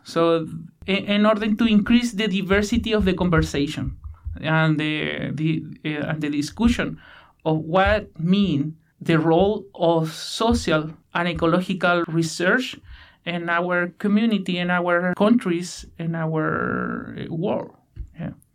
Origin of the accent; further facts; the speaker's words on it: Chilean Patagonia, Chile; English is a second language; moved away as an adult; now in Victoria, Canada; Patagonia, I am from Chile, from the west side of Patagonia, where there are a lot of channels and rainforests